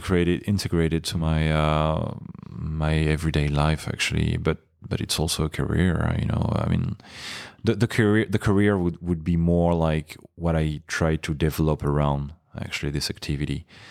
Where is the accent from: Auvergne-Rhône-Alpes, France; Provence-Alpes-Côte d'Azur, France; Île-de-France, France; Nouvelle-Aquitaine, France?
Provence-Alpes-Côte d'Azur, France; Nice; For now, the water in which I'm training in Nice, in my hometown, is about like 11 degrees.